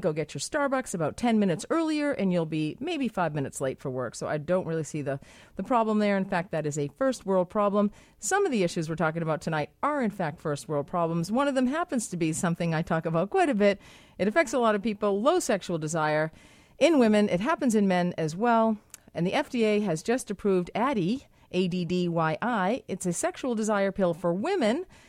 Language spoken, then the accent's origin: English; Boston, Massachusetts, United States; now in Vancouver, Canada; I'm from Boston, uh, live in Vancouver